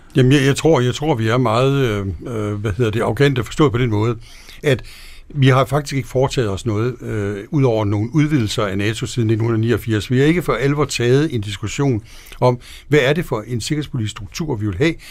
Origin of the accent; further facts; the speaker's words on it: Denmark; also born or lived in Washington, D.C.; jeg er dansker